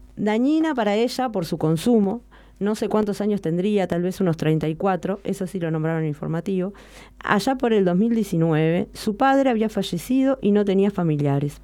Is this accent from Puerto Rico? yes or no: no; Montevideo, Uruguay; no soy del de interior, soy de Montevideo